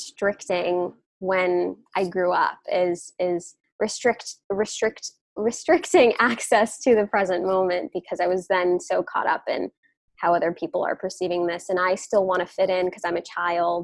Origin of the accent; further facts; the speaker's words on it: New York, United States; I'm from New York, but my lineage, my ancestry is from India.